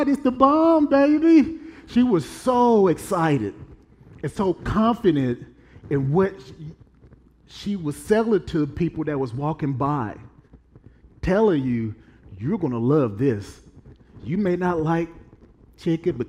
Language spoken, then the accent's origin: English; Evansville, Indiana, United States; I'm from Evansville, Indiana.